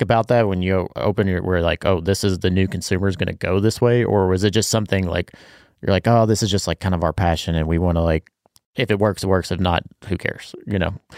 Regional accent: Bardstown, Kentucky, United States; I grew up in Barstown

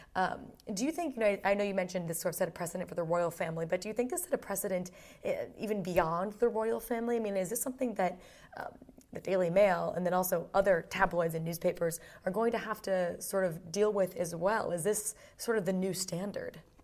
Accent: Boston, Massachusetts, United States; moved away as an adult; now in London, United Kingdom; I grew up in Boston, so, like, I'm a New England girl

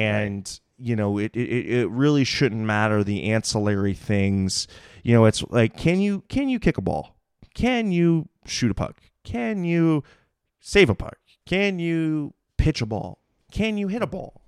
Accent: Mountain View, California, United States; I'm a Bay Area native. You know, I'm, I'm from Mountain View

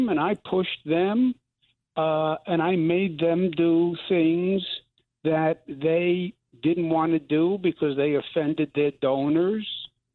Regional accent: New York, United States; I'm from New York

